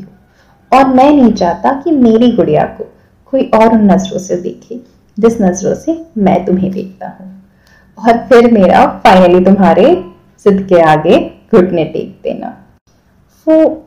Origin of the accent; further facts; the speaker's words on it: Kolkata, West Bengal, India; मैं खुद भी कलकत्ता से हूँ